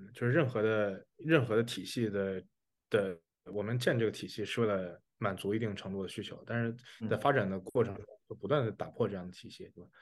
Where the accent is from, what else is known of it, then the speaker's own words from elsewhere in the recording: China; 因为我们是中国人